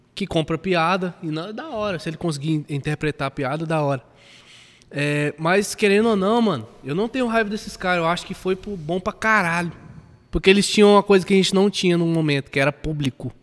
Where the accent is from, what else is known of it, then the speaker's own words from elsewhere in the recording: Maranhão, Brazil; also born or lived in Aparecida de Goiânia, Goiás; now in Goiânia, Brazil; eu sou maranhense